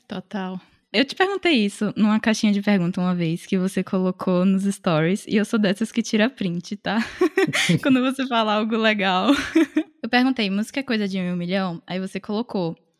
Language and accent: Portuguese; Salvador, Bahia, Brazil; moved away as an adult; now in São Paulo, Brazil; quando eu me mudei para São Paulo, eu sou de Salvador, é, eu vim fazer faculdade